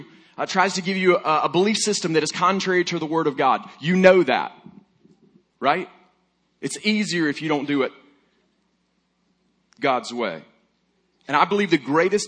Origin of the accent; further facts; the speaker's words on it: Alabama, United States; I'm from Alabama